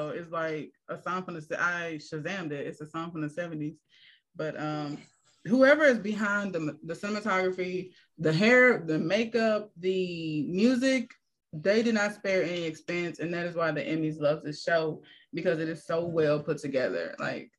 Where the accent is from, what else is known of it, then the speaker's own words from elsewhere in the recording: Louisiana, United States; I grew up in Louisiana